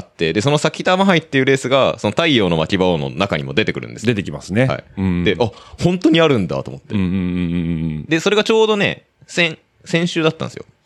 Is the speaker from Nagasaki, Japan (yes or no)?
no; Saitama, Japan; 僕の地元、埼玉の浦和